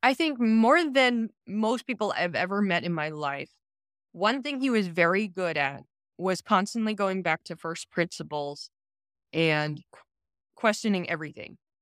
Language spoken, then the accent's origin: English; Silicon Valley, California, United States; I'm from Silicon Valley, I grew up during the dot-com boom of the nineteen nineties